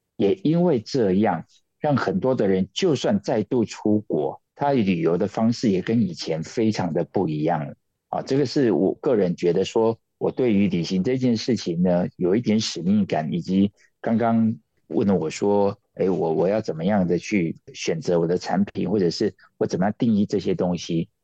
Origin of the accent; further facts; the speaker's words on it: Taiwan; 因为他是台湾人的骄傲